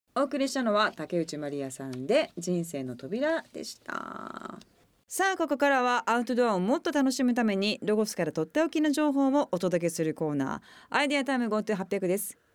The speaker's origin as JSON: {"language": "Japanese", "region": "Okayama", "country": "Japan", "tie": "born or raised there", "said": "私地元岡山なんで"}